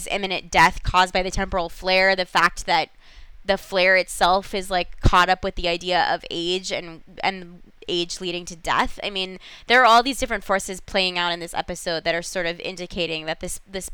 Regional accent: Los Angeles, California, United States; I'm from Los Angeles

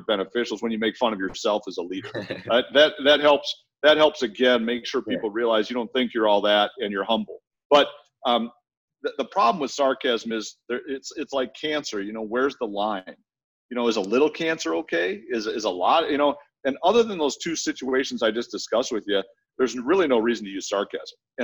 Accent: Minnesota, United States; I grew up in Minnesota, in the Midwest

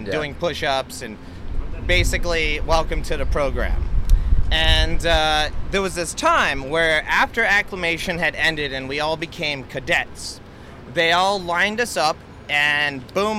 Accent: Albuquerque, New Mexico, United States; I grew up in Albuquerque, New Mexico.

